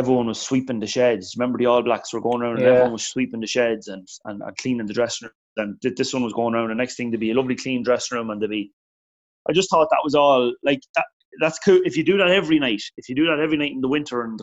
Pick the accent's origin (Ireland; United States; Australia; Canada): Ireland; Meath, Leinster; I'm from Meath